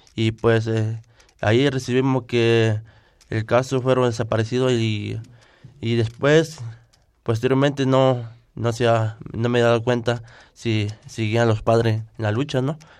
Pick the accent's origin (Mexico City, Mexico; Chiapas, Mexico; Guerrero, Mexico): Guerrero, Mexico; Acatepec; first language Tlapanec (Me'phaa); Spanish is a second language; vengo de del municipio de Acatepe, del estado de Guerrero, región, montaña baja.